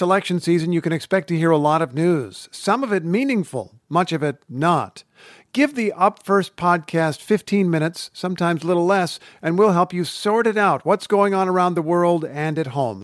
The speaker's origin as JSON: {"language": "English", "region": "Kansas", "country": "United States", "tie": "born or raised there", "moved": "yes", "said": "I grew up in Kansas."}